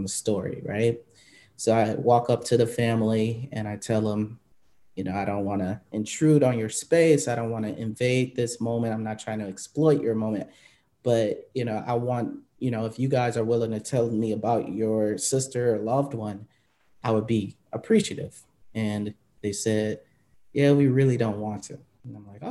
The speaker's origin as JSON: {"language": "English", "town": "Milwaukee", "region": "Wisconsin", "country": "United States", "tie": "born or raised there", "also_born_or_lived": "Phoenix", "moved": "as an adult", "said": "I know Milwaukee, actually, before I moved to Milwaukee, obviously, it's my hometown."}